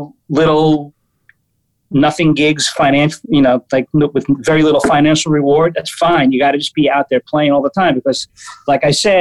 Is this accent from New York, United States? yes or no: yes; New York City, New York, United States; I'm a New Yorker. So growing up, it was like the Blue Note and MSG